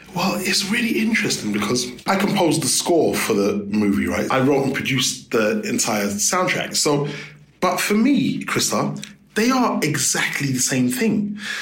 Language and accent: English; London, United Kingdom; growing up in London